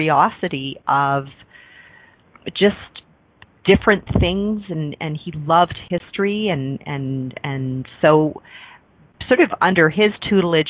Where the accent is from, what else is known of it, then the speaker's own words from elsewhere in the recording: Mississauga, Ontario, Canada; also born or lived in Toronto; I was born in Toronto, Ontario, Canada, and grew up outside of Toronto. It used to be the country. It was called Mississauga